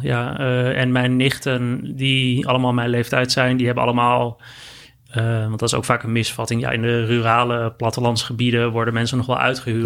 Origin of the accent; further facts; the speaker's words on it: Netherlands; heb ik mezelf altijd als een, als een Nederlander gezien